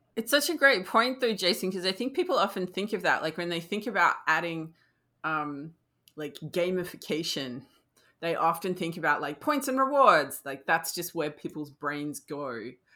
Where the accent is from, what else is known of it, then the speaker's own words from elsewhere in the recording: Australia; as an Australian